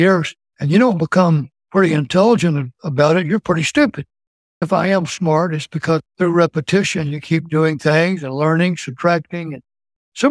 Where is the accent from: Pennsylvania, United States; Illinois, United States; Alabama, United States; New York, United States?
Alabama, United States; moved away as an adult; also born or lived in Maryland / Germany; now in Canton, United States; growing up in Alabama